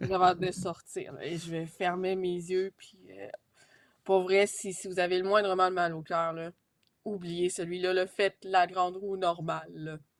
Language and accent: French; Quebec, Canada; J'étais la seule du Québec